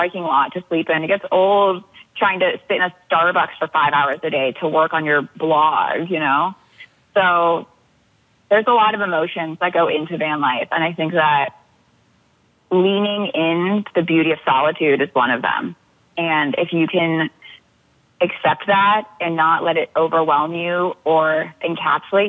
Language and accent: English; Leavenworth, Washington, United States; I'm from Washington, Leavenworth